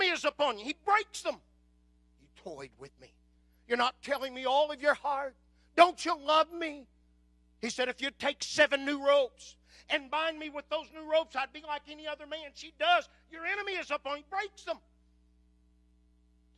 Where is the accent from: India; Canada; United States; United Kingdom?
United States; Southwest Oklahoma; I was raised in Southwest Oklahoma